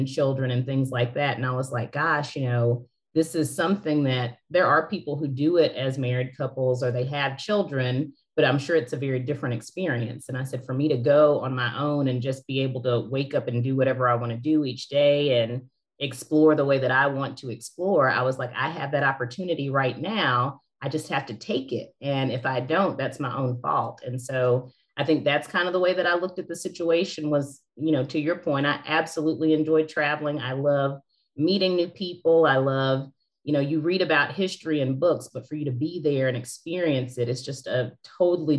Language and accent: English; West Tennessee, United States; moved away as an adult; now in Nashville, United States; I'm from a small town in West Tennessee.